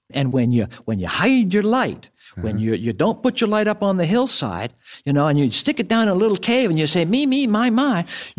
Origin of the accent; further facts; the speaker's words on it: New York City, New York, United States; now in Phoenix, United States; from my home state, from New York City.